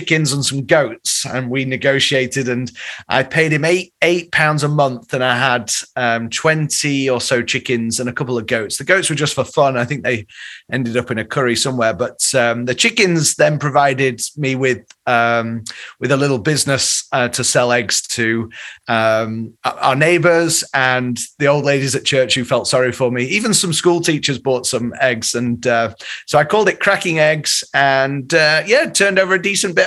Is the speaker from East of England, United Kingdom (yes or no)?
no; Leeds, Yorkshire and the Humber, United Kingdom; now in Chicago, United States; I grew up in Leeds